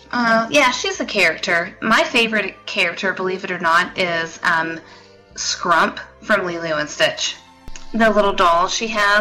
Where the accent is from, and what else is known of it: the South, United States; accent: southern